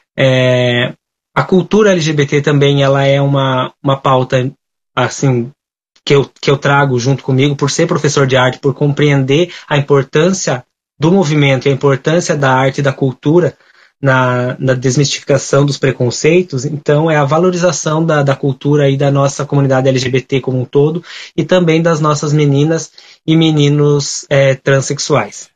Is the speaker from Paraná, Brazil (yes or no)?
yes; General Carneiro, Paraná, Brazil; eu sou natural do município de General Carneiro, é uma, um município no extremo sul do estado do Paraná